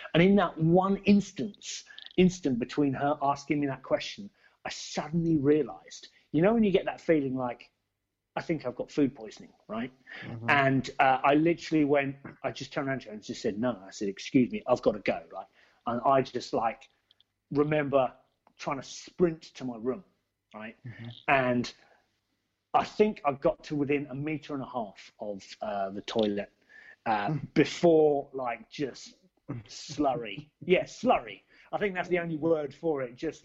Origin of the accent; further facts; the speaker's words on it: Basingstoke, South East England, United Kingdom; my hometown of Basingstoke